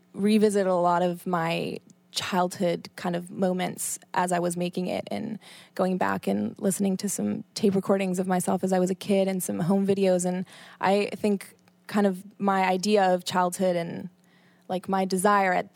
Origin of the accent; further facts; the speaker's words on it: Canada; moved away as an adult; also born or lived in Buenos Aires, Argentina / Colombia; now in New York City, United States; that was where I spent like most of my childhood, and then Canada after 8 years old